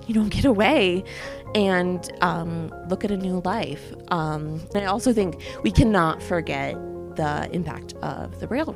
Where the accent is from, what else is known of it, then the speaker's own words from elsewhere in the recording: New York City, New York, United States; now in East Lansing, United States; I grew up in New York City